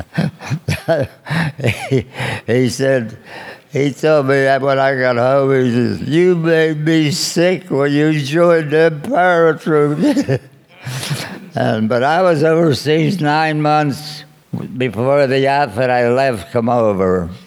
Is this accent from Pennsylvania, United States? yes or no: yes; Pittsburgh, Pennsylvania, United States; I grew up in uh, Pittsburgh, Manchester.